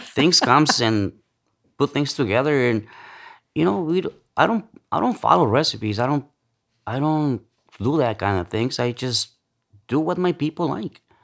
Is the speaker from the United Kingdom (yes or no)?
no; central Mexico, Mexico; moved away; also born or lived in Los Angeles / Chicago / New York; I'm from Central Mexico, um, moved to L A, uh, back in the nineties, um, Chicago, uh, New York